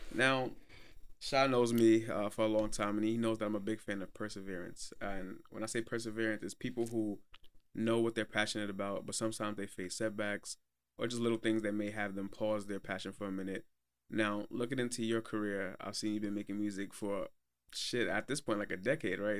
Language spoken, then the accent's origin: English; Brooklyn, New York, United States; I'm from Brooklyn